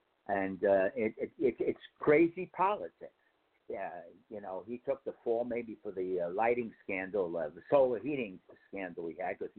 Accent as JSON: {"language": "English", "town": "Hardyston", "region": "New Jersey", "country": "United States", "tie": "born or raised there", "said": "There's somebody from my hometown, Hardiston."}